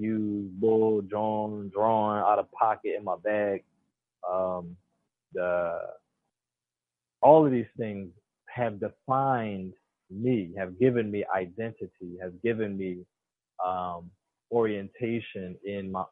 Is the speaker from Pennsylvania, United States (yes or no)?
yes; Philadelphia, Pennsylvania, United States; If I was born in Philadelphia County